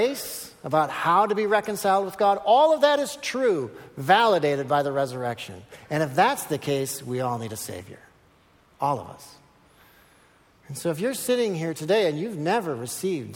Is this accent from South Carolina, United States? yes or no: no; Minnesota, United States; I'm from Minnesota